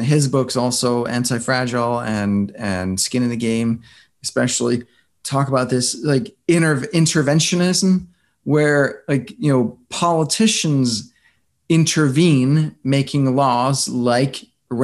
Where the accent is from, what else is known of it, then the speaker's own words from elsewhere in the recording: Denmark; moved away as an adult; also born or lived in New York; I grew up in Denmark